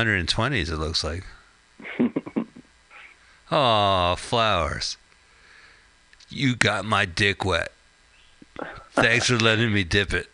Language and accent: English; New Jersey, United States; Carl, we're from New Jersey, right? We're from the suburbs.